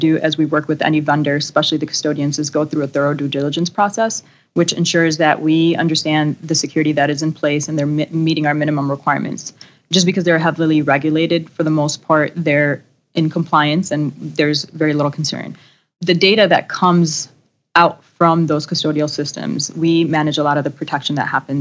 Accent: Chicago, Illinois, United States; Born and raised in Chicago, so stayed local for my undergraduate and master's degrees

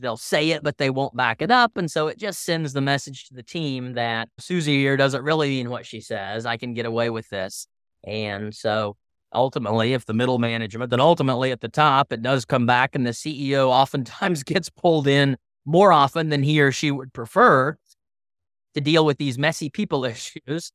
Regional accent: Tulsa, Oklahoma, United States; I'm from Tulsa, Oklahoma

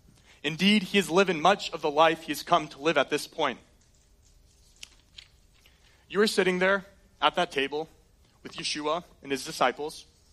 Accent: Colorado, United States; born there; I was born in Colorado. I love it. We get to do some road trips there growing up

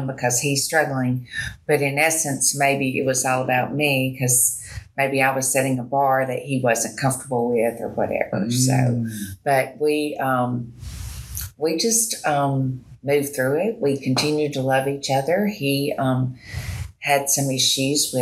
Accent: Birmingham, Alabama, United States; I grew up in Birmingham

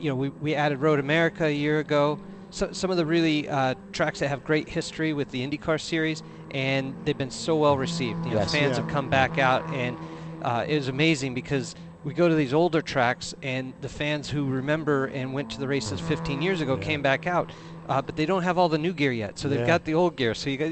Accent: Southern California, United States; I grew up in Southern California

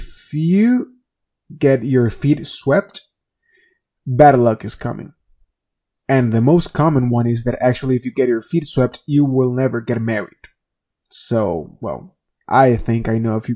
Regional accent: Venezuela; moved away; I come from Venezuela. And back in my country

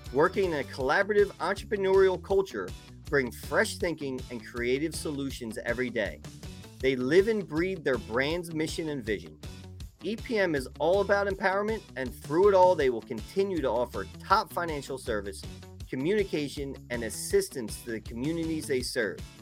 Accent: Philadelphia, Pennsylvania, United States; I'm from Philly

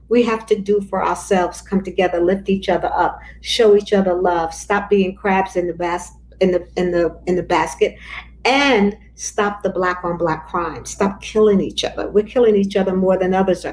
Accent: New York City, New York, United States; I grew up in Bedford-Stuyvesant.

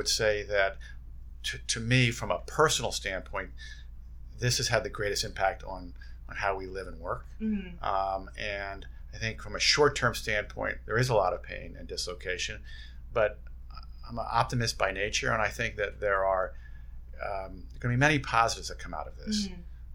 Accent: Bethlehem, Pennsylvania, United States; I grew up in Bethlehem, Pennsylvania

